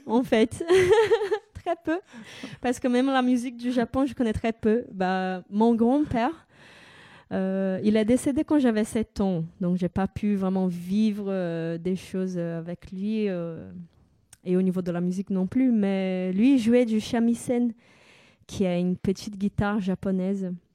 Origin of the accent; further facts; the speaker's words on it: São Paulo, Brazil; French is a second language; moved away as an adult; now in France; je suis née au Brésil et bah, j'ai passé toute ma vie là-bas euh, jusqu'à l'âge de 25 ans.